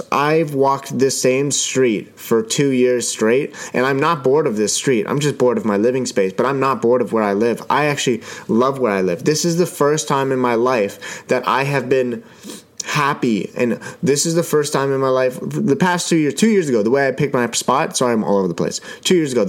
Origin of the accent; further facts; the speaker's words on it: Ottawa, Ontario, Canada; Now, I'm Canadian. I live in Ottawa. I was born in Ottawa, and I live in a beautiful city.